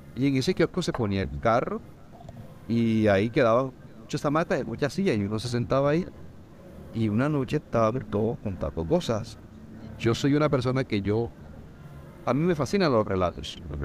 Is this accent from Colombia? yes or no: yes; Montería, Córdoba, Colombia; soy de Montería, de Montería he vivido, viví